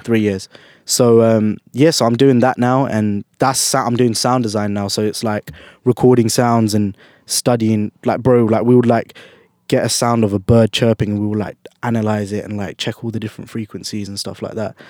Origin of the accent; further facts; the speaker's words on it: London, United Kingdom; I was born and bred in, in London, in U K